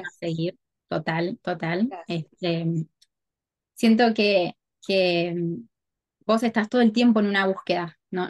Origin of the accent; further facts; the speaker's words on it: Argentina; moved away as an adult; now in Miami, United States; somos las dos argentinas